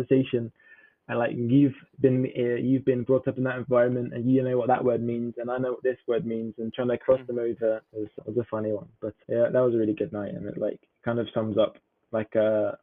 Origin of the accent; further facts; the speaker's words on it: England, United Kingdom; from England